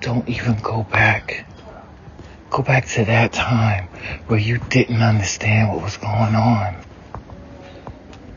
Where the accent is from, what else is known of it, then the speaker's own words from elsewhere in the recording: the South, United States; growing up in the South, you know, we have a lot of open roads and stuff